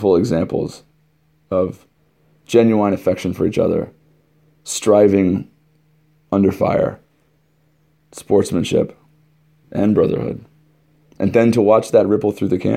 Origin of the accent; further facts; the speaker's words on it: West Coast, United States; moved away; I'm from the West Coast